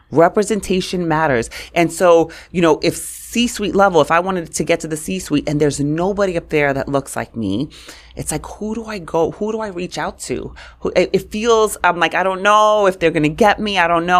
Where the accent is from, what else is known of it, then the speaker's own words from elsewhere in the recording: New York City, New York, United States; also born or lived in Queens, New York; I grew up in Brooklyn, and On my block, it was like, you were white, you were black, or you were Puerto Rican.